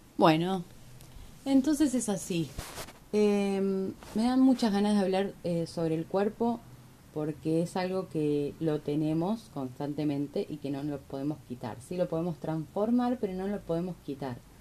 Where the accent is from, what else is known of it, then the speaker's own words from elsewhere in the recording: Argentina; porque soy argentina